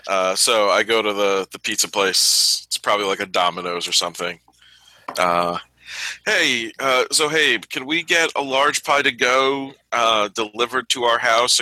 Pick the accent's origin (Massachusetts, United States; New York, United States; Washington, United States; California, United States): New York, United States; upstate; We're from New York.